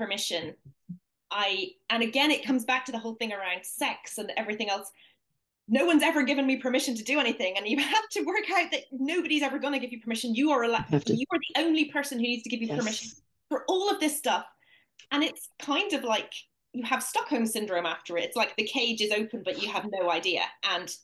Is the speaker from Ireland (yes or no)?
yes; Ireland; I grew up in in Ireland in the 80s, where 98% of the population was practicing Catholic and divorce was illegal